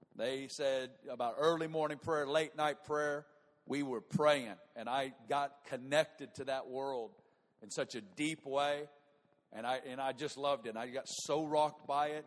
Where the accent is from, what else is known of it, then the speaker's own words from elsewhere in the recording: Northwest Arkansas, United States; moved away as an adult; now in Kansas City, United States; I'm from Northwest Arkansas